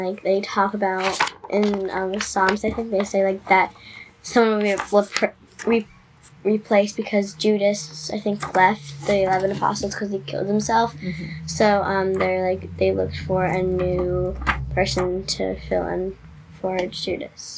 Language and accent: English; New Jersey, United States; I'm 10 years old and I'm from New Jersey.